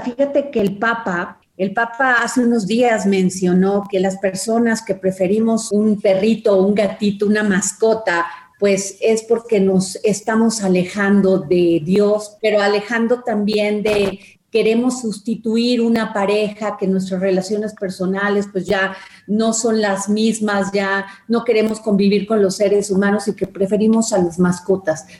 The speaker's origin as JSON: {"language": "Spanish", "region": "Veracruz", "country": "Mexico", "moved": "yes", "lives_now": "Mexico City, Mexico", "said": "muchas personas llegamos de la provincia y hacemos nuestra esta ciudad y sí pasa como un tiempo en lo que te acostumbras. Yo soy de Veracruz"}